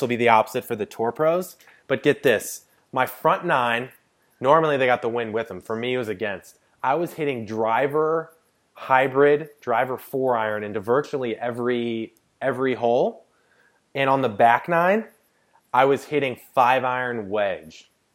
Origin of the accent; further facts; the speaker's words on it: St. Louis, Missouri, United States; I am from St. Louis, Missouri